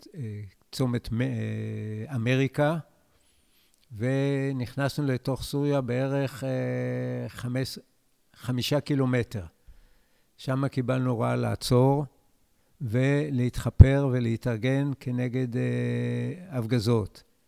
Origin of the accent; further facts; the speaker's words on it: Israel; אני נולדתי בקיבוץ, וכל חיי אני בקיבוץ